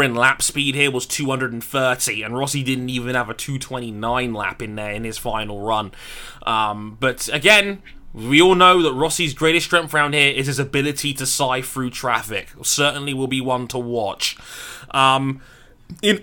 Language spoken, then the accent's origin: English; United Kingdom; I'm the British guy.